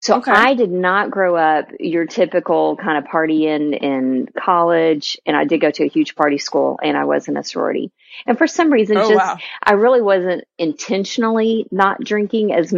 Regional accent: Texas, United States; a born, bred, and raised pure Texan

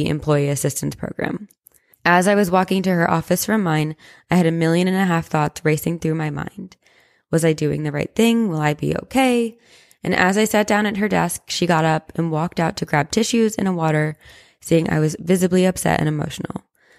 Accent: Las Vegas, Nevada, United States; I was born and raised in Las Vegas

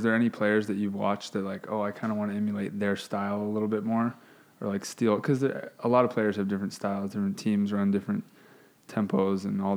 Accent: Hawaii, United States; growing up in Hawaii, I'm like the tallest by far.

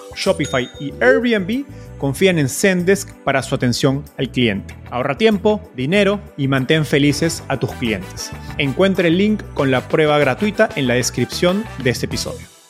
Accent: Peru; yo soy de Perú

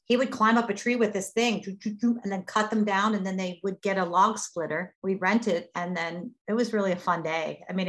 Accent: Lancaster, Pennsylvania, United States; Growing up in Lancaster was actually really awesome

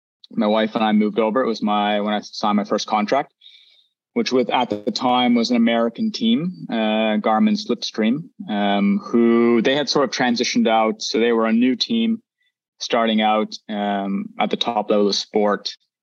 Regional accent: East Coast of Canada, Atlantic Canada, Canada; moved away as an adult; also born or lived in Vancouver, Canada / Belgium; now in Girona, Spain; living in Canada, especially where I'm from the East Coast, where it's quite rural.

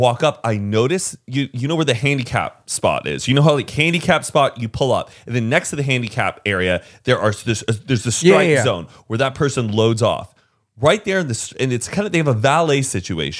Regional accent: Texas, United States; I'm from Texas

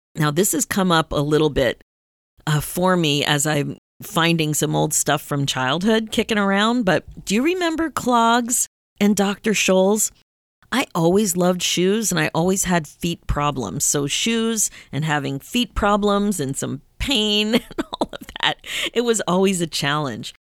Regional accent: Pennsylvania, United States; we grew up in Pennsylvania

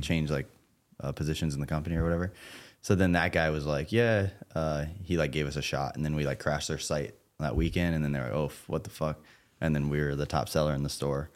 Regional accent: Florida, United States; I'm from Florida

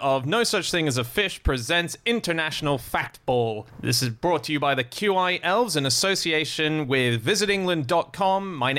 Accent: Australia; I am Australian, yes.

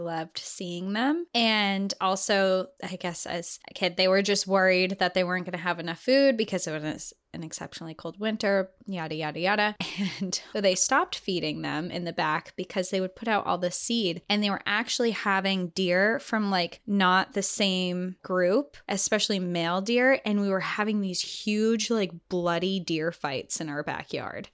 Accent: New Hampshire, United States; our home state of New Hampshire

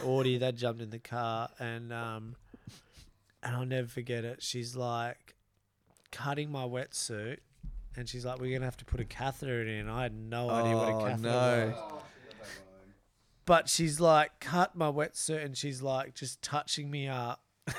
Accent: Broome, Western Australia, Australia; We're from Broome originally.

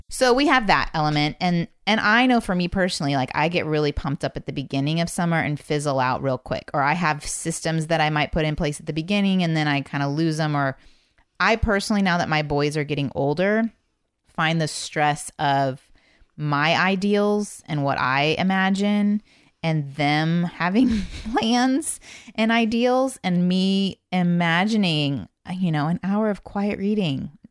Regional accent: Indiana, United States; now in Texas, United States; I'm from Indiana

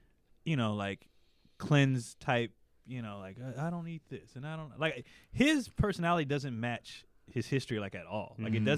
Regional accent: Los Angeles, California, United States; when you were growing up in South Central LA in the 80s

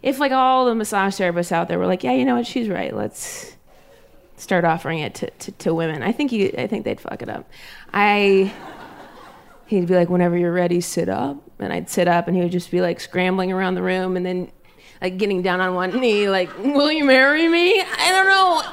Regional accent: Ohio, United States; We grew up in Ohio

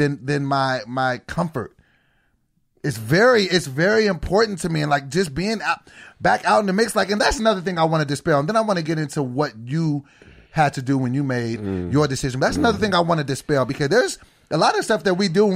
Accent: Sacramento, California, United States; when I grew up in Sacramento, California

